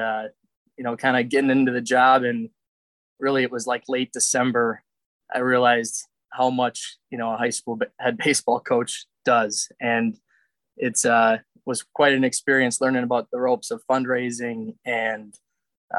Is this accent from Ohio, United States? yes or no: no; South Milwaukee, Wisconsin, United States; I'm from South Milwaukee.